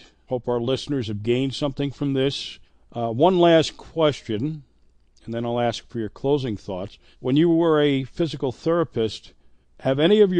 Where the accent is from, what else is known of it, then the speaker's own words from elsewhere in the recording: Sussex County, New Jersey, United States; I grew up in Sussex County, New Jersey.